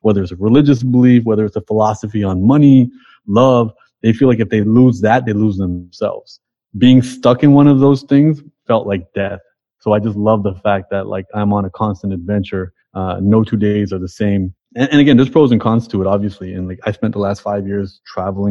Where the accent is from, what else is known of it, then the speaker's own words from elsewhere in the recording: Toronto, Ontario, Canada; I'm from Toronto and you know, Toronto is just like the most diverse multicultural place in the world